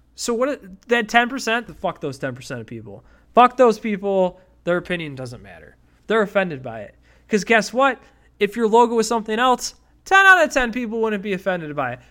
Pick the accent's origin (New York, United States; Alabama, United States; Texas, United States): New York, United States; Buffalo; I grew up in Buffalo